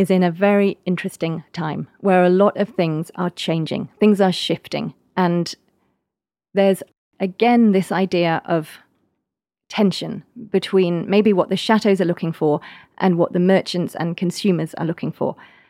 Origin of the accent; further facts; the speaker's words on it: England, United Kingdom; Well, I can tell you as an English person, one of the things I love is you can now get tea in the chateaus.